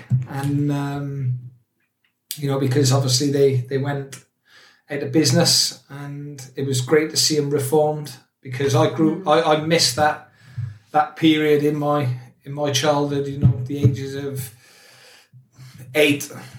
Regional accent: Newport, Wales, United Kingdom; I grew up in Newport, South Wales, in a place called Pilgwenthely. So, Catholic. Lived my great auntie and great uncle.

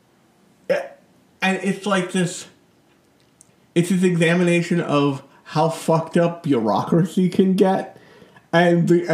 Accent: United States; my home country, America

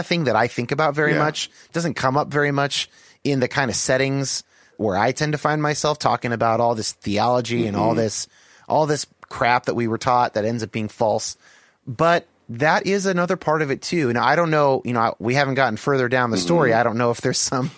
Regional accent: Bay Area, California, United States; I was raised in California, okay. In the Bay Area

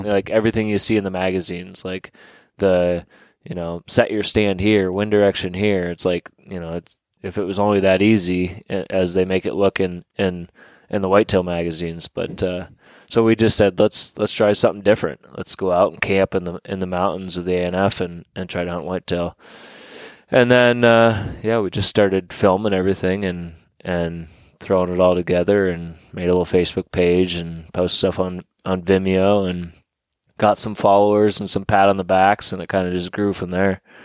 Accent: Sugar Grove, Pennsylvania, United States; I grew up in Sugar Grove, Pennsylvania, uh, at Warren County

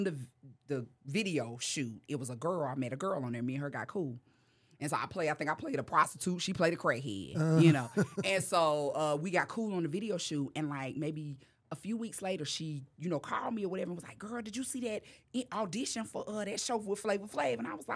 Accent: North Carolina, United States; moved away as an adult; now in Los Angeles, United States; when I moved to L.A., I was smoking cigarettes, right? I was just so nervous. My nerves was bad. I moved from North Carolina, and I'm out here. I don't know nobody.

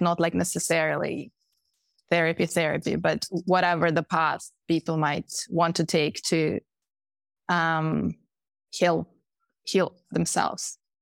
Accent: Moscow, Russia; moved away as an adult; also born or lived in Pennsylvania, United States; I was, I was born in Moscow

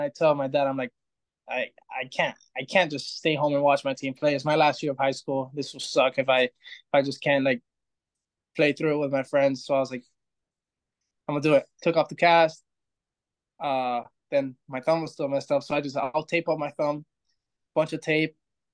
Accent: Florida, United States; we're all from Florida

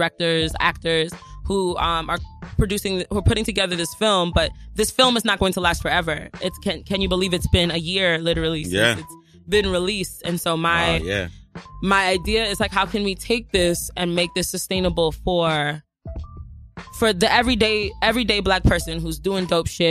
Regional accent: New York City, New York, United States; I grew up in Jamaica, Queens.

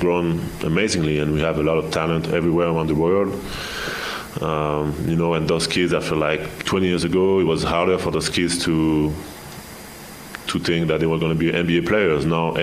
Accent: France; moved away as an adult; now in Utah, United States; growing up in Europe

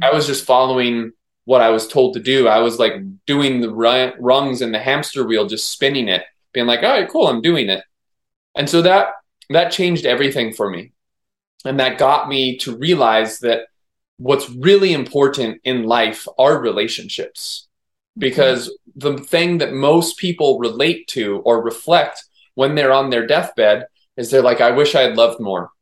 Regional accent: Maui, Hawaii, United States; I'm born and raised on Maui, so I've grown up with nature

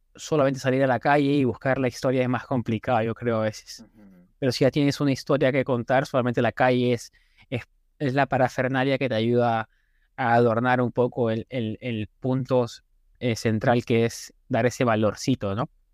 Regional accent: Lima, Peru; moved away as an adult; also born or lived in Thailand; now in New York, United States; Yo soy limeño, de pura cepa, breñense. Crecí toda mi vida en Breña

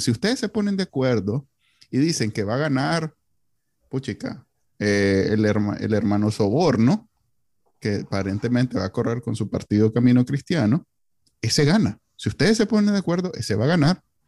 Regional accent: Nicaragua; Somos los NICA, así somos los NICA

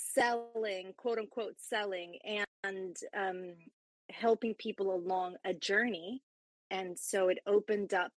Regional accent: Puerto Rico; now in Florida, United States; I am from Puerto Rico, but now transplanted in the U.S. here in Florida. And so I speak Spanish as well.

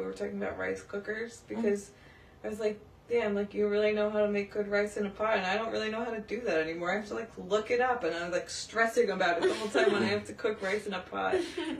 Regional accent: New York, United States; I was raised in New York

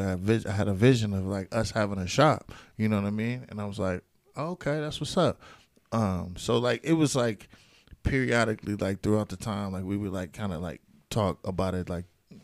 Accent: Richmond, California, United States; moved away as an adult; also born or lived in Las Vegas, Nevada; now in Reno, United States; I'm originally from the Bay Area, Richmond, California. Grew up there my whole life

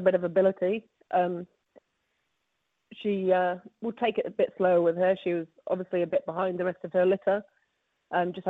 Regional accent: England, United Kingdom; moved away as an adult; now in New Zealand; I'm from England

